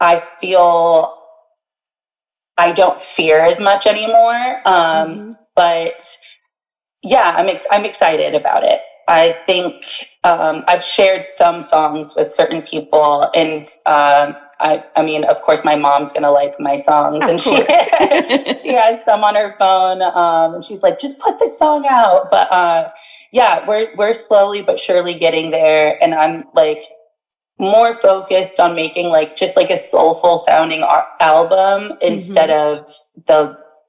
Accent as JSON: {"language": "English", "town": "Bradenton", "region": "Florida", "country": "United States", "tie": "born or raised there", "said": "my hometown of Bradenton, Sarasota area"}